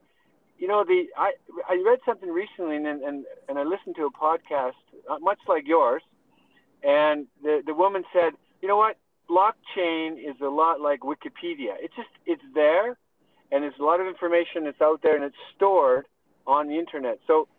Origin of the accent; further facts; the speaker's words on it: Canada; Yeah, you're right. I'm Canadian chartered accountant. Spent a little bit of time in the oil and gas sector, actually a lot of time.